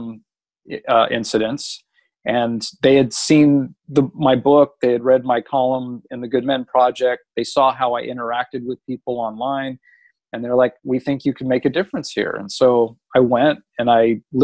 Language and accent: English; Los Angeles, California, United States; I grew up in Los Angeles